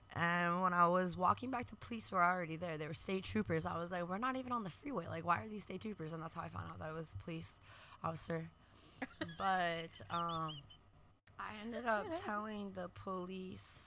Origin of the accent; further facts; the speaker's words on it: San Francisco, California, United States; also born or lived in Oakland / San Diego; growing up in San Francisco